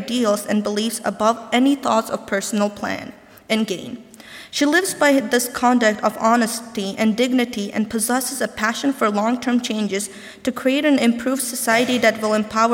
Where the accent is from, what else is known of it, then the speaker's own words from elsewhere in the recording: Norway; moved away as an adult; now in United States; white, ethnic Norwegian male raised in middle class home in a country of little more than 80% ethnic Norwegians